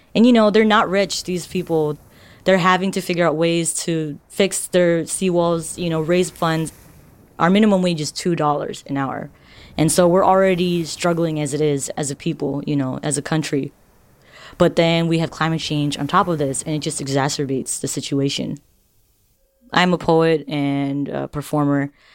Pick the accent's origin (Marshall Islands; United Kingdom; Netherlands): Marshall Islands; I'm from the Marshall Islands